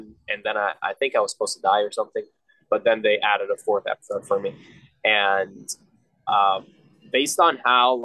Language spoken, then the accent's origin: English; Egypt; moved away; I went to Egyptian schools my whole life